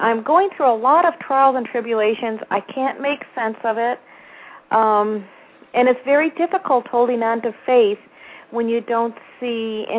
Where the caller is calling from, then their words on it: Florida, United States; I'm calling from Florida.